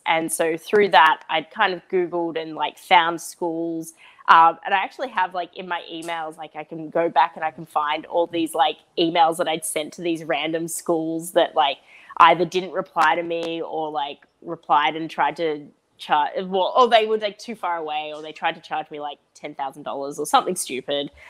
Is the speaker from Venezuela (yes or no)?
no; Australia; I'm Australian and that I was born in Australia